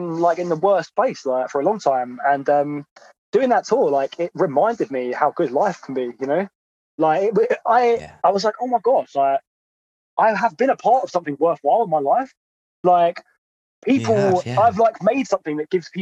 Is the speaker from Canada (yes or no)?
no; Croydon, London, United Kingdom; accent: South London; I grew up in Croydon, and I feel like I've pretty much got, I've got a bit of a South London accent